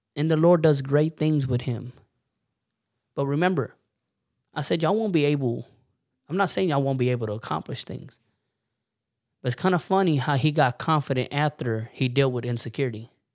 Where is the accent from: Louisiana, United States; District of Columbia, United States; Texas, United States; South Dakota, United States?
Texas, United States; Warden; we're from Warden, Texas, so we're not up there in the panhandle